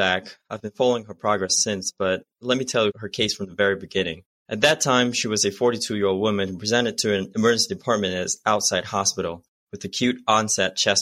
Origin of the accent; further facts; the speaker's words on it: Malaysia; moved away as an adult; now in United States; I'm originally from Malaysia and I came to the States for internal medicine residency at Lankenau.